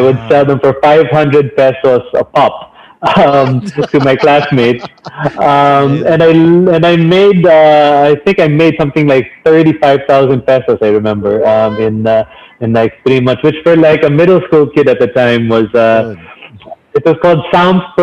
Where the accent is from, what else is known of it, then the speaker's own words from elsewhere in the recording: Philippines; So, so during those four years, it really heightened my sense of being Filipino.